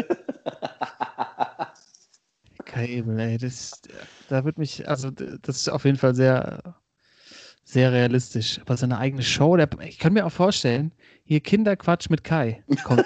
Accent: Oppenrod, Hesse, Germany; die Kartbahn aus meinem Heimatdorf Oppenroth

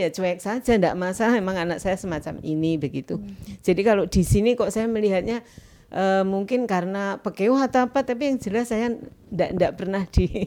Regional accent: Nganjuk, East Java, Indonesia; kan dari Nganjuk ya, Mbak

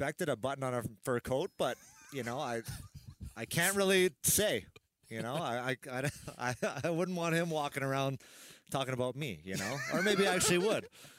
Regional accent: Edmonton, Alberta, Canada; moved away; I grew up in Edmonton.

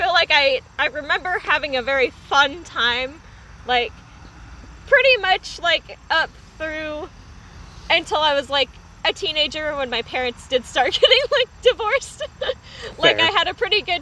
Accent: Iowa, United States; born or raised there; also born or lived in Colfax, Iowa / Newton, Iowa

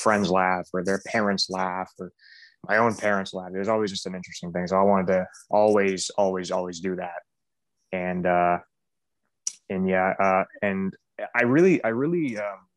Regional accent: Blackville, New Brunswick, Canada; I grew up in Blackville, New Brunswick, Canada

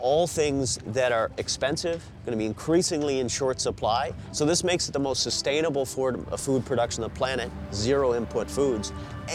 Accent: Newfoundland and Labrador, Canada; moved away; also born or lived in Alaska; I was born and raised in Newfoundland in the fishery there

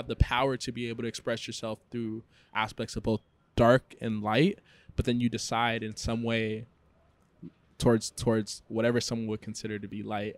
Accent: San Diego, California, United States; moved away as an adult; also born or lived in Congo / Boston; now in Mexico; I grew up in San Diego, I studied in Boston

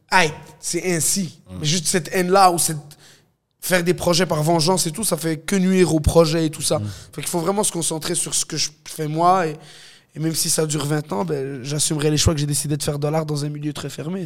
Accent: Montreal, Quebec, Canada; je viens de Montréal-Nord, je grandis avec des Haïtiens, des Africains, des Latinos, des Québécois

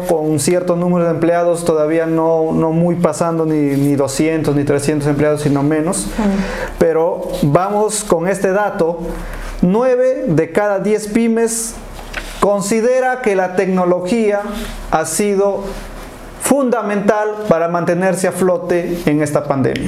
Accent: Peru; somos peruanos buenos emprendedores

